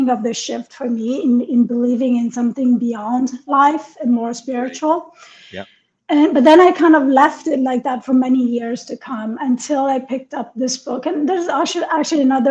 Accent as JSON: {"language": "English", "country": "Italy", "tie": "born or raised there", "also_born_or_lived": "Iran / New York", "moved": "yes", "said": "I was born in Iran and I was raised in Italy."}